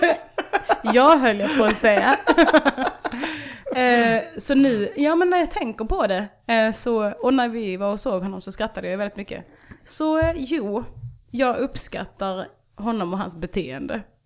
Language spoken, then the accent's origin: Swedish; Ballingslöv, Skåne, Sweden; jag växte upp i Ballingslöv